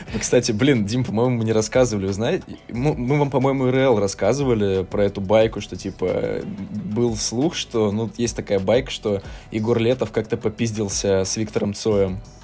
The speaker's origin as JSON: {"language": "Russian", "town": "Omsk", "region": "Omsk Oblast", "country": "Russia", "tie": "born or raised there", "moved": "yes", "said": "я сам из Омска"}